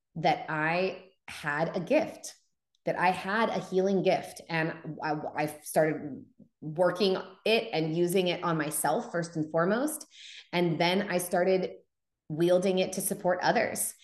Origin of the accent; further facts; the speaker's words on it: Humboldt County, Northern California, United States; I was home in Humboldt County, where I grew up in Northern California in the Redwoods